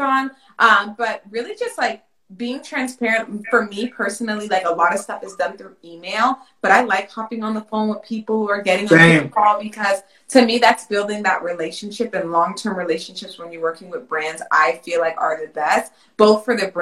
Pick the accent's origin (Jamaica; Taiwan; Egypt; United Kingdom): Jamaica; I'm Jamaican